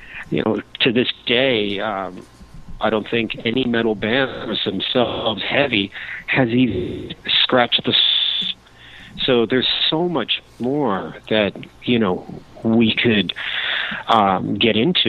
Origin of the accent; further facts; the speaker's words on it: Cuba; I'm obviously from Cuba